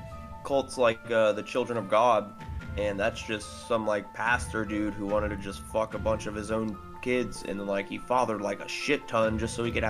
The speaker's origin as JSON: {"language": "English", "region": "Texas", "country": "United States", "said": "we're from Texas"}